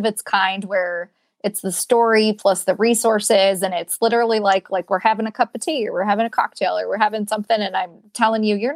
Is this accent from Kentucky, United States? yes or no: no; Michigan, United States; moved away; I'm from Michigan